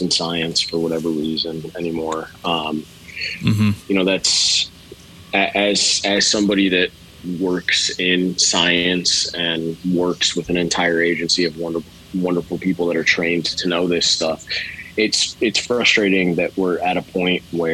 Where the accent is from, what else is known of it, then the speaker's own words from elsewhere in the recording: Houston, Texas, United States; I grew up in Houston, Texas